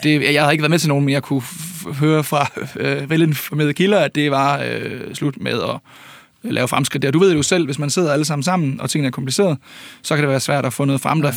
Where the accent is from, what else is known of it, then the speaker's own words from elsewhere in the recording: Ølgod, Southern Denmark, Denmark; Jeg er selv fra Ølgod